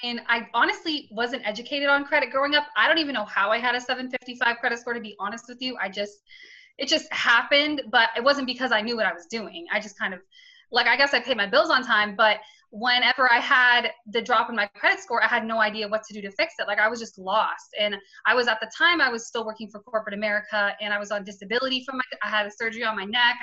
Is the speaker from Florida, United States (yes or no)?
yes; St. Petersburg, Florida, United States; now in Tampa, United States; I'm originally born and raised in St. Pete, Florida, currently live in Tampa